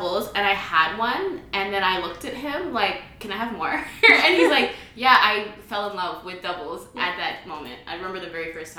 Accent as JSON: {"language": "English", "region": "London", "country": "United Kingdom", "tie": "born or raised there", "said": "But I grew up in London."}